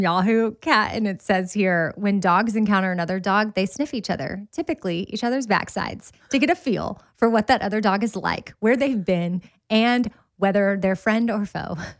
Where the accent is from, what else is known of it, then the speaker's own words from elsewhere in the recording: Austin, Texas, United States; I grew up in Austin and ran Town Lake a lot